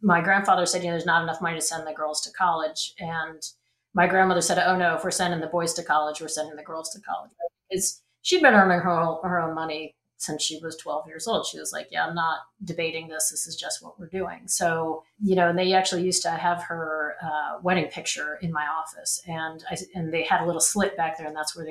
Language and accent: English; Norwich, Connecticut, United States; I grew up in Connecticut. I grew up in a little town called Norwich, Connecticut.